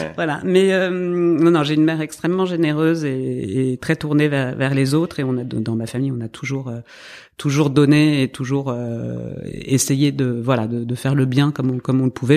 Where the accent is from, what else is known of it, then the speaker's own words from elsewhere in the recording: north of France, France; je viens du nord de la France